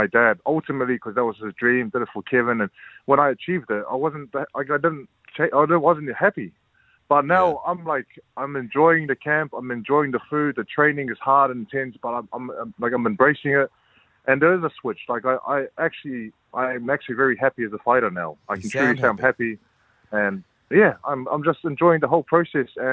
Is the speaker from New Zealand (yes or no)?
yes; New Zealand; I'm from New Zealand